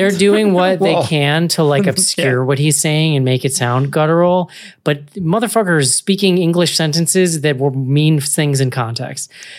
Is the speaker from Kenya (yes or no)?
no; Ireland; Dirty people, John. I'm Irish. I can say that.